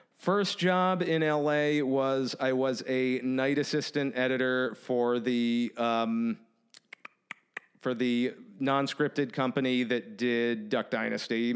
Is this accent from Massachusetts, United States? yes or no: yes; Massachusetts, United States; also born or lived in Ithaca, New York / California / New Hampshire; now in Nashville, United States; I'm from Massachusetts, so I, Massachusetts to New York to California